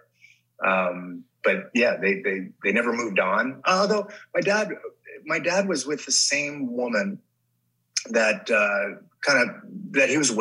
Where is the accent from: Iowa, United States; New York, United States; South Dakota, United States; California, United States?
California, United States; Los Angeles; I grew up in the Valley. I grew up in Sun Valley